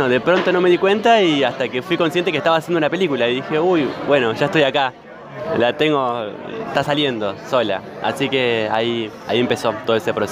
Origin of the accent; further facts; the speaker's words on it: Santa Rosa, La Pampa, Argentina; also born or lived in La Plata; now in Buenos Aires, Argentina; O sea, em, como bien nombraste, soy de Santa Rosa, La Pampa, Argentina. Y me fui a La Plata a estudiar cine.